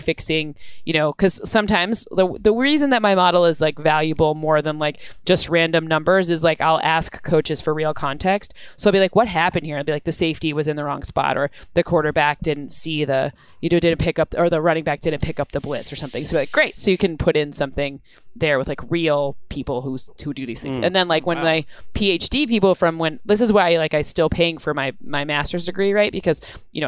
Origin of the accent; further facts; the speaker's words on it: Michigan, United States; I'm from Michigan